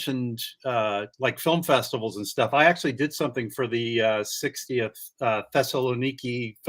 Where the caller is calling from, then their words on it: California, United States; San Francisco Bay Area. Yeah.